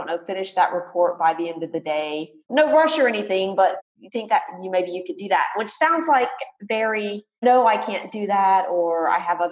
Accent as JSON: {"language": "English", "region": "Mississippi", "country": "United States", "said": "I'm from Mississippi"}